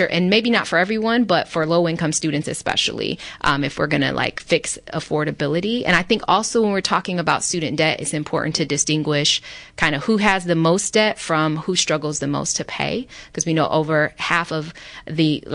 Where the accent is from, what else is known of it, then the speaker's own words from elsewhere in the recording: Michigan, United States; my home state of Michigan